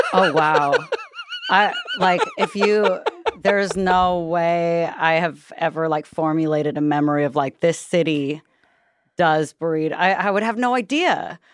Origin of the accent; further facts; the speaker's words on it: San Leandro, California, United States; now in Los Angeles, United States; I grew up in the East Bay, um, like, close to Oakland, close to Berkeley, um, in a place called San Leandro